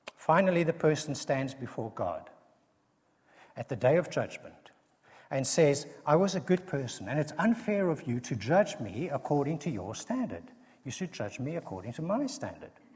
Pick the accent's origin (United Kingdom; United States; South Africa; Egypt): South Africa; accent: South African; a South African accent